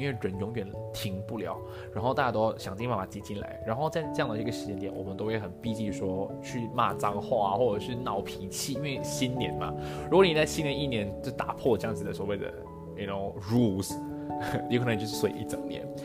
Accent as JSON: {"language": "Chinese", "country": "Malaysia", "said": "我们身为马来西亚人，三语还是一个比，比较是一个日常生活我们还是有需要的"}